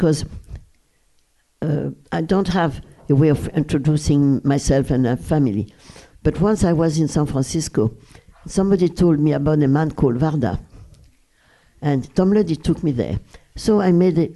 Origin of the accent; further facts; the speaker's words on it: Brussels, Brussels-Capital Region, Belgium; English is a second language; moved away; the house where I was raised in Brussels